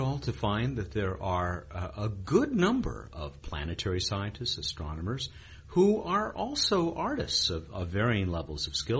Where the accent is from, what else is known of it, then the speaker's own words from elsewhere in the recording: Long Beach, California, United States; my hometown of Long Beach.